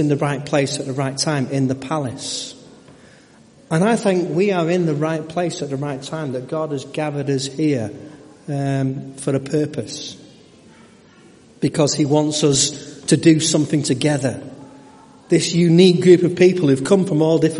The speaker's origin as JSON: {"language": "English", "town": "Stockport", "region": "North West England", "country": "United Kingdom", "tie": "born or raised there", "also_born_or_lived": "Burnley", "moved": "as an adult", "said": "I was brought up in Stockport Baptist Church."}